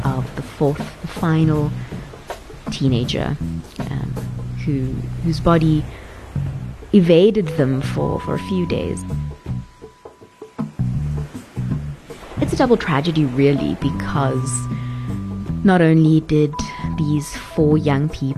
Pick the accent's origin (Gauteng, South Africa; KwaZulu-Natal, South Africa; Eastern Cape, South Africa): KwaZulu-Natal, South Africa; Durban; now in Johannesburg, South Africa; if you grew up in Durban like I did